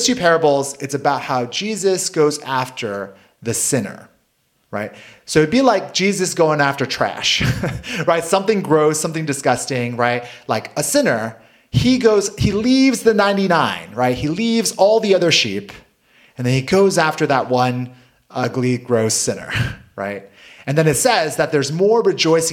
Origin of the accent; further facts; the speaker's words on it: United States; I grew up in South Valley